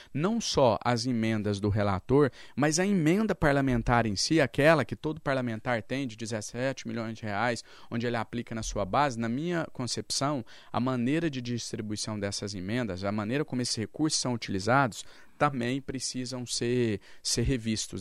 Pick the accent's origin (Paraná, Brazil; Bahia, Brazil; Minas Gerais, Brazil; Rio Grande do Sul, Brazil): Minas Gerais, Brazil; interior of; Eu sou lá do interior de Minas Gerais, sou filho de mãe doméstica, meu pai era cadeirante